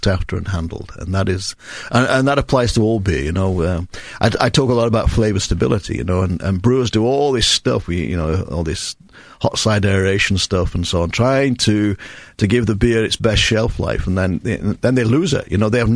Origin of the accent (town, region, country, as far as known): England, United Kingdom; moved away as an adult; now in United States